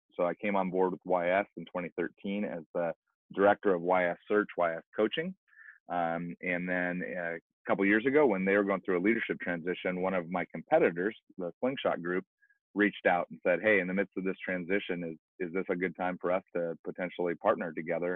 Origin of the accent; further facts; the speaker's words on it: Pacific Northwest, United States; I grew up in the Pacific Northwest, not knowing Jesus